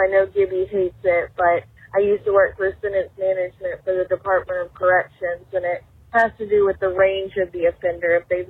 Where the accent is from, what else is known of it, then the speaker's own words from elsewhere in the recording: Nashville, Tennessee, United States; I'm born and raised in Nashville, and I've never owned a pair of cowboy boots, and I hate country music.